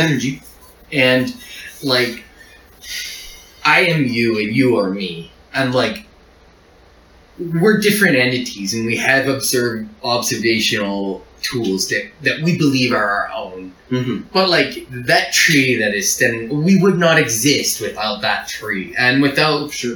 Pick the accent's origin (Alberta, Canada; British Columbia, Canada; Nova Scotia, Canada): Nova Scotia, Canada; I'm from Nova Scotia